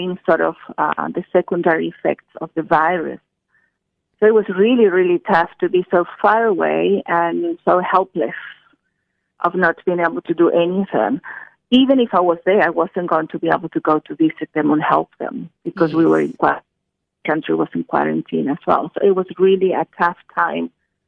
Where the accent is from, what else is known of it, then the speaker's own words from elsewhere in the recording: Chile; moved away; I'm from Chile in South America